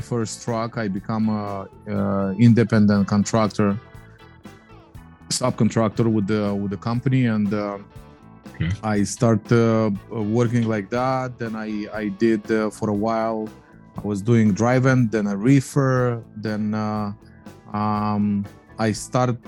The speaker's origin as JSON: {"language": "English", "country": "Moldova", "tie": "born or raised there", "moved": "as an adult", "lives_now": "United States", "said": "is a Polish last name, but I was born in Moldova."}